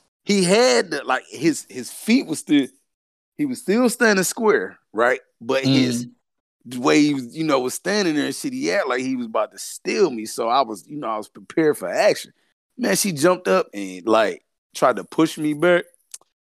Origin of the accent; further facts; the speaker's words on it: the South, United States; I'm from the South